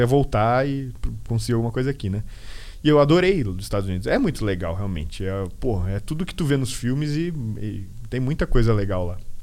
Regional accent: Guaramirim, Santa Catarina, Brazil; also born or lived in Peru / United States; eu, que vim de cidade minúscula, sempre me senti em casa, né? Eu nunca uhum. saí de Guaramirim

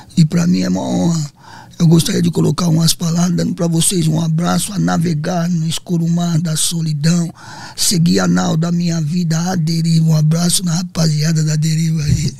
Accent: São Paulo, Brazil; also born or lived in Londrina, Paraná; Eu nasci no Paraná, Londrina, uhum. mas devido ao excesso de amor, sentimento, meu pai era muito ciumento com minha mãe, minha mãe bela, linda, né? E é onde que ela se revoltou, catou nós, né? Cinco filhos, veio para São Paulo, uhum. lá para Zona Leste

